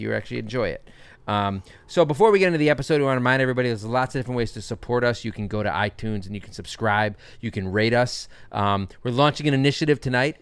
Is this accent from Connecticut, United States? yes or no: yes; Connecticut, United States; moved away as an adult; also born or lived in Boston; now in Brooklyn, United States; I was raised in Connecticut.